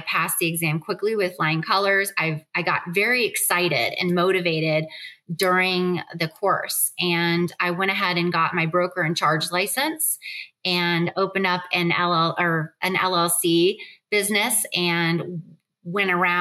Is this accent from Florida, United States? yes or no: yes; Dania Beach, Florida, United States; now in Charlotte, United States; I grew up in Dania, Florida, a really nasty area at the time